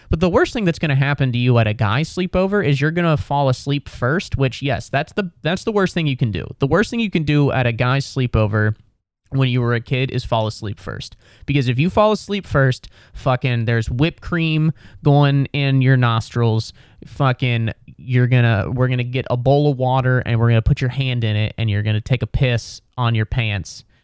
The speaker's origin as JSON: {"language": "English", "region": "Midwest", "country": "United States", "said": "I admire that quality because I'm from the Midwest and I'm bothered by almost everything"}